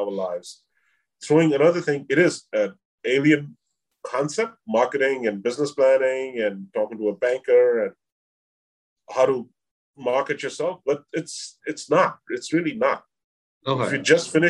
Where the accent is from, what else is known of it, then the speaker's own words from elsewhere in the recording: India; moved away as an adult; now in New York, United States; I'm from India. I'm a South Asian descent